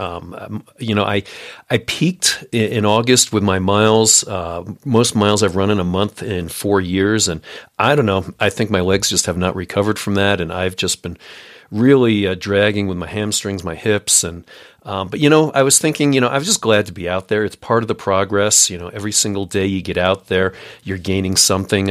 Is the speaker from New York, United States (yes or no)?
yes; New York, United States; I'm from New York